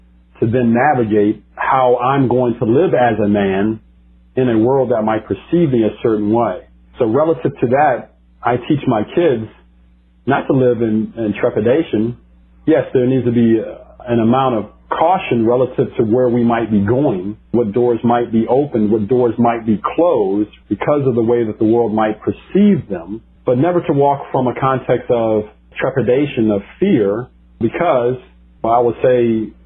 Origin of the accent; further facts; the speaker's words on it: United States; I live in America. I'm an American